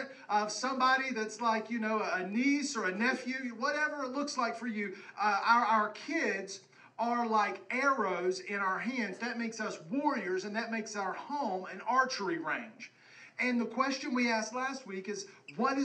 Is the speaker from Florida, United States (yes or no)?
no; West Virginia, United States; growing up in West Virginia